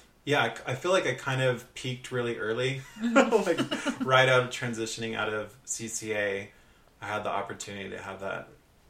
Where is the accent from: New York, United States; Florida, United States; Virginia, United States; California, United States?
California, United States; Orange County; growing up in Orange County, which isn't known as this big cultural kind of mecca